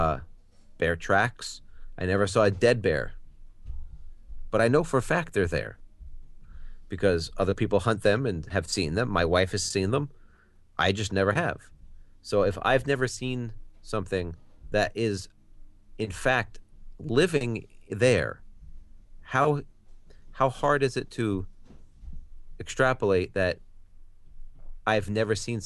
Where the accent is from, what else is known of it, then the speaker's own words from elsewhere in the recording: Colorado, United States; I grew up in Colorado